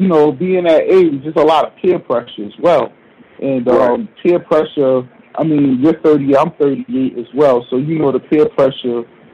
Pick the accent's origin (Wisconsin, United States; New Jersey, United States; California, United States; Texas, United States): New Jersey, United States; moved away as an adult; now in Harlem, New York, United States; where I grew up in Jersey